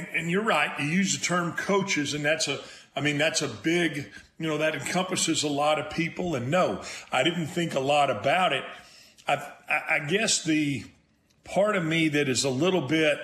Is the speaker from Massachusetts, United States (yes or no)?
no; Texas, United States; I am a Texan through and through